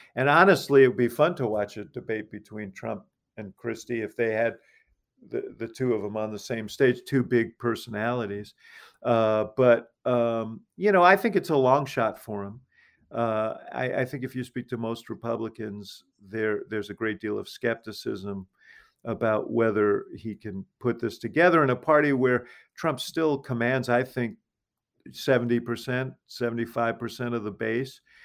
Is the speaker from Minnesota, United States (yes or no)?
no; New York, United States; now in Chicago, United States; I'm from New York